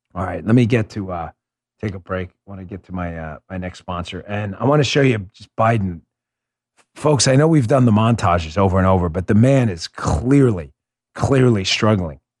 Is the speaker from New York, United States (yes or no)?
yes; New York, United States; I grew up in New York